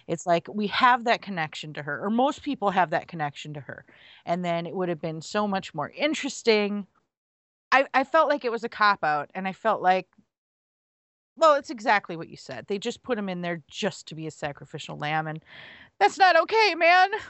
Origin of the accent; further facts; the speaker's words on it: United States; I'm an American